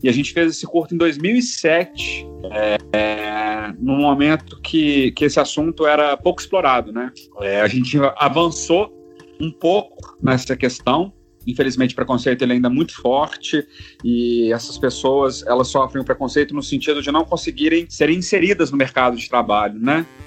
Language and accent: Portuguese; Belo Horizonte, Minas Gerais, Brazil; moved away as an adult; now in Rio de Janeiro, Brazil; eu sou mineiro, né? Eu sou mineiro de Belo Horizonte é... hum. e moro há 14 anos no Rio